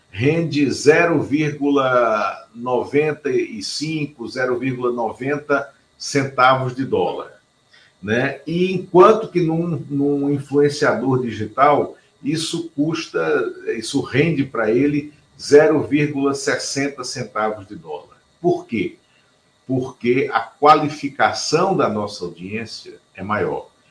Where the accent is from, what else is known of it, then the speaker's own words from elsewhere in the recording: Pernambuco, Brazil; que nasce em Pernambuco, como eu